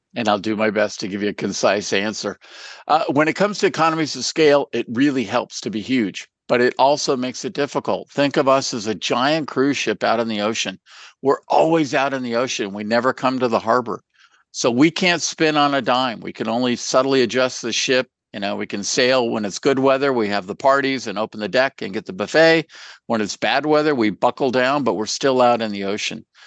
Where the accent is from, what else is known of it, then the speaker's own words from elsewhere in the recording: California, United States; I'm from California